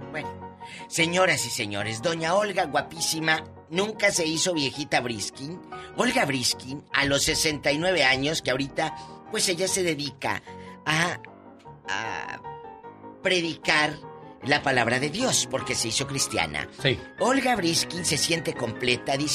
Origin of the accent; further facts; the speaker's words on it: Mexico; Eso es cierto, así somos los mexicanos, se nos olvida.